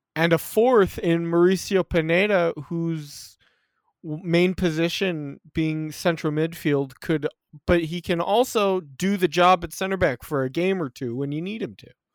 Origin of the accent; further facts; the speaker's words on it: United States; I am an American